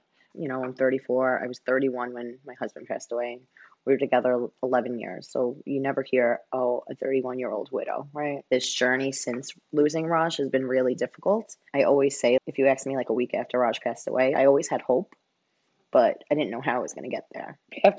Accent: Staten Island, New York, United States; now in Hoboken, United States; I am originally from Staten Island, New York, and I currently live in Hoboken, New Jersey.

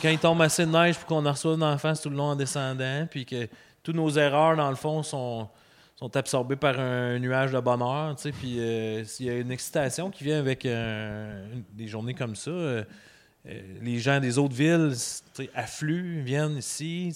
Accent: Douglastown, Quebec, Canada; moved away as an adult; now in Murdochville, Canada; j'ai été élevé à Douglastown.

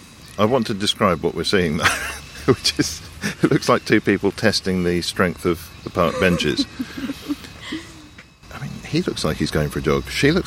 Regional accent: London, United Kingdom; This goes against my sensibilities as a Londoner

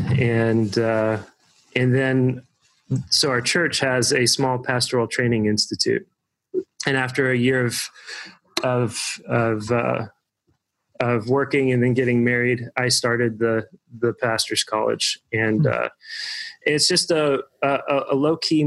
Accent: Evansville, Indiana, United States; also born or lived in Bloomington, Indiana; I grew up in Evansville, Indiana

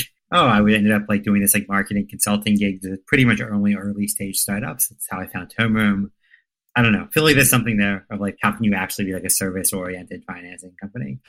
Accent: United States; also born or lived in suburb near Baltimore; I grew up in a farmland close to the Pennsylvania Maryland border

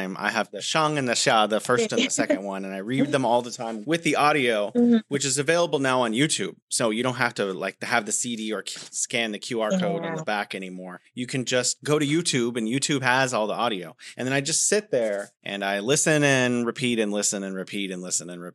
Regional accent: San Francisco, California, United States; moved away as an adult; also born or lived in South Korea; now in China; living back at home in San Francisco

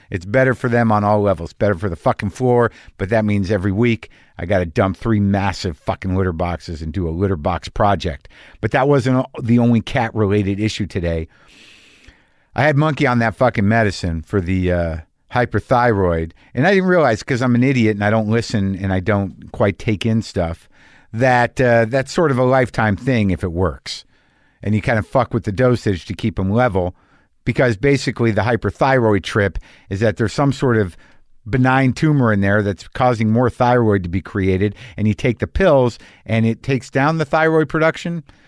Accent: New Mexico, United States; I grew up in New Mexico

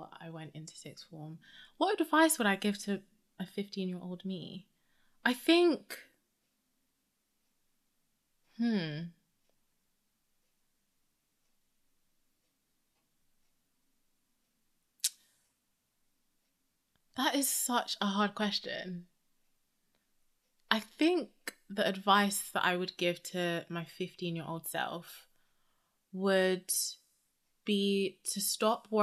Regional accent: United Kingdom; I'm obviously British

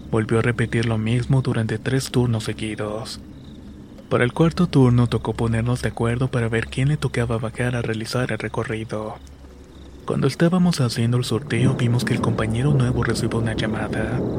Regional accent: Hidalgo, Mexico; Esto me pasó de donde soy originario justamente en el estado de Hidalgo.

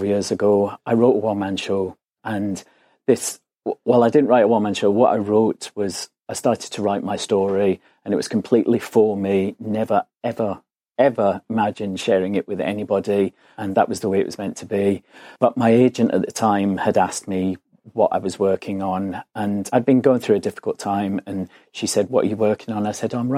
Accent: Glasgow, Scotland, United Kingdom; now in London, United Kingdom; I'm originally from Glasgow. I always say that's where this weird accent comes from. But I've lived in London for 20 years now.

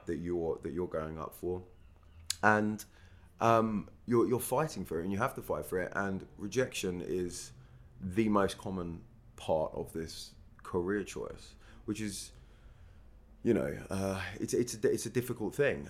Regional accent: Stevenage, East of England, United Kingdom; moved away as an adult; also born or lived in New York; I'm from, I grew up in Stevenage in Hertfordshire

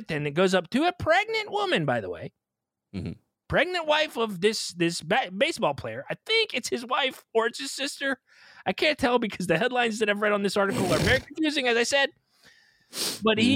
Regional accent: Pennsylvania, United States; also born or lived in Southeastern United States; I'm from Pennsylvania

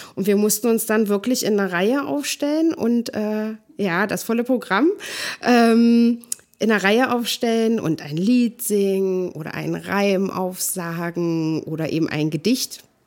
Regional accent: East Germany, Germany; Ich bin ja ähm, in der DDR geboren.

